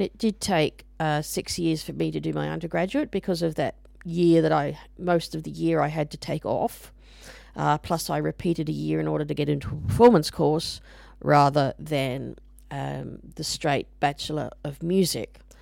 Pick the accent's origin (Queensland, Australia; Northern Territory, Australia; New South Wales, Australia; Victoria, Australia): Queensland, Australia; Brisbane; I grew up in Brisbane, uh, the capital of Queensland, Australia.